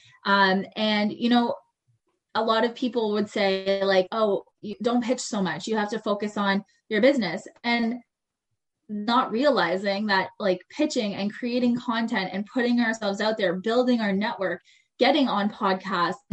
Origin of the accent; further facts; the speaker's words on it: Cornwall, Ontario, Canada; moved away as an adult; also born or lived in Montreal / Calgary / Toronto; I ended up moving back to my hometown, Cornwall, just outside of Ottawa